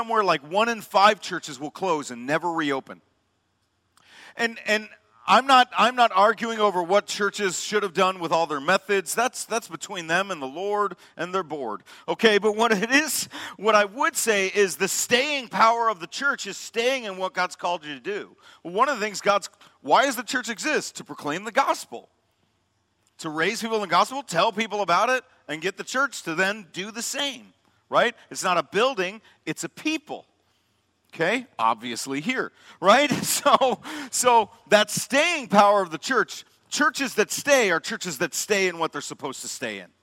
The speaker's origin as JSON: {"language": "English", "town": "Chicago", "region": "Illinois", "country": "United States", "tie": "born or raised there", "also_born_or_lived": "Madison, Wisconsin", "moved": "as an adult", "said": "I grew up in the South Suburbs, South Side Pride"}